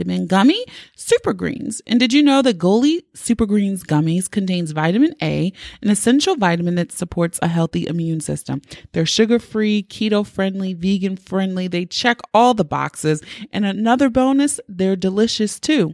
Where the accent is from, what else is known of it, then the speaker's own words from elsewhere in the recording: Baltimore, Maryland, United States; accent: Baltimore; my Baltimore accent was really thick